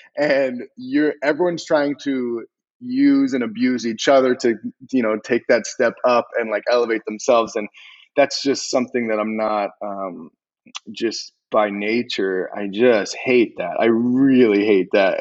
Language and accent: English; Arizona, United States; also born or lived in Los Angeles; growing up in Arizona